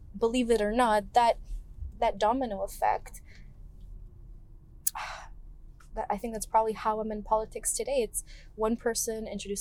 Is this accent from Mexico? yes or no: no; Canada; I'm a Canadian girl with Greek roots